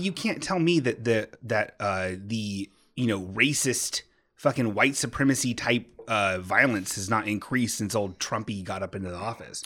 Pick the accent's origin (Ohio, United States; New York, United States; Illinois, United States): Ohio, United States; Bellbrook; My hometown, Bellbrook